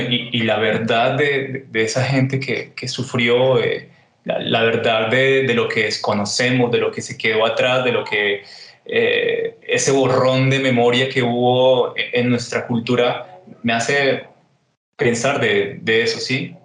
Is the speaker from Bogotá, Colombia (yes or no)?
yes; Bogotá, Colombia; also born or lived in Honda, Tolima / Buenos Aires, Argentina; now in Medellín, Colombia; yo nací en Onda, me crié en Bogotá, viví en Buenos Aires y ahora estoy aquí en Medellín